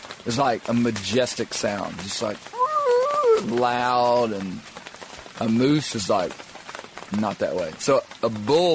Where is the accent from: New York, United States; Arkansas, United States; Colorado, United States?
Arkansas, United States; I'm from Arkansas